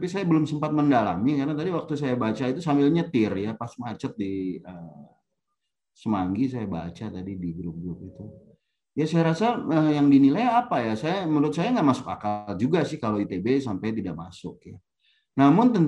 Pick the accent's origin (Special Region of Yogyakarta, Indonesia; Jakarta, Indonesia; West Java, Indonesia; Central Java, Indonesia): West Java, Indonesia; Bandung; Jadi saya ini sebenarnya saya lahir dan besar di Bandung, kuliah di Bandung.